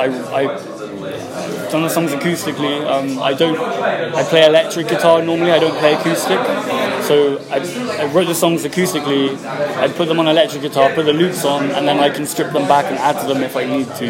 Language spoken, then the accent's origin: English; Swansea, Wales, United Kingdom; I'm from Swansea.